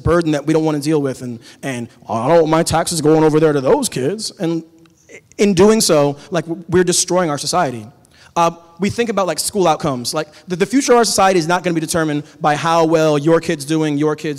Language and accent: English; Tacoma, Washington, United States; I grew up on Hilltop. I live on the east side now